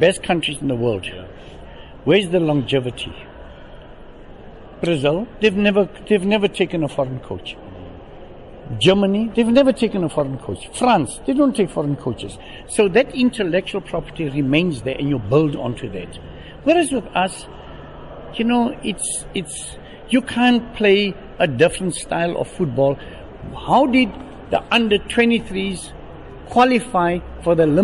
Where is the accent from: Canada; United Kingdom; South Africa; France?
South Africa; I'm a South African